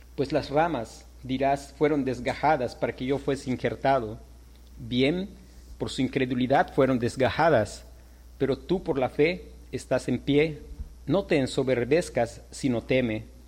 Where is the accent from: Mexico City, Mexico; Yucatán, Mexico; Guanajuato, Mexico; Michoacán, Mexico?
Yucatán, Mexico; como nosotros, yucatecos, mexicanos